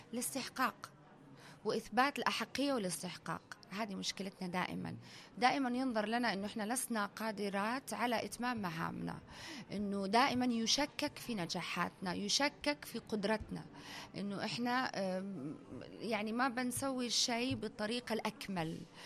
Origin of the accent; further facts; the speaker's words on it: United Arab Emirates; أنا بنت الإمارات وتربيت في الإمارات